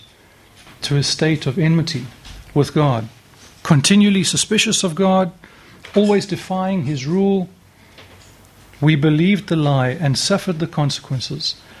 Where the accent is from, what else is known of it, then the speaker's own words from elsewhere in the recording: Cape Town, Western Cape, South Africa; moved away; I come from Cape Town.